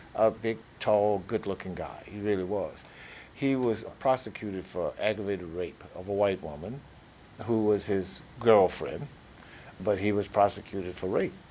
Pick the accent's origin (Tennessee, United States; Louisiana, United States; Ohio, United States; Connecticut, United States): Louisiana, United States; Plaquemine; I grew up in Plaquemine from the late 40s through the 50s through the 60s